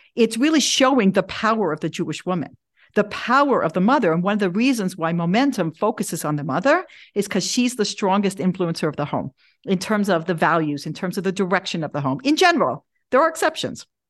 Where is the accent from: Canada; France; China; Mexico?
Canada; Toronto, Ontario; moved away; also born or lived in Denver, Colorado; I grew up in Toronto, uh, I went to public school